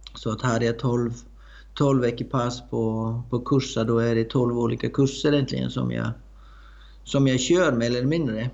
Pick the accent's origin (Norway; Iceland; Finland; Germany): Iceland; moved away as an adult; also born or lived in Blekinge, Sweden / Östergötland, Sweden; now in Skåne, Sweden; Jag är uppvuxen på Island